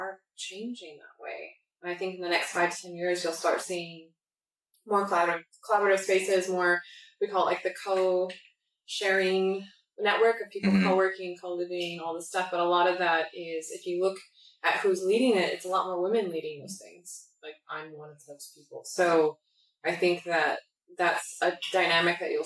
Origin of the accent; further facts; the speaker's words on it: Northern California, United States; moved away as an adult; also born or lived in New York; now in Thailand; I'm from Northern California where people have a lot of money and they lost it all